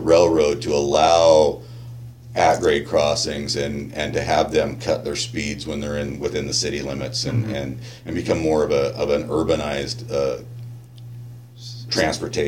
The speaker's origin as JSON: {"language": "English", "town": "Seattle", "region": "Washington", "country": "United States", "tie": "born or raised there", "moved": "yes", "lives_now": "Arizona, United States", "said": "I was born and raised up in Seattle area"}